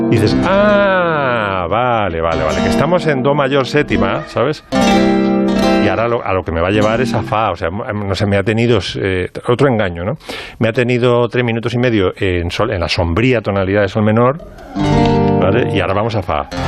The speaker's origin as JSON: {"language": "Spanish", "town": "Pozuelo de Alarcón", "region": "Community of Madrid", "country": "Spain", "said": "porque como soy de Pozuelo"}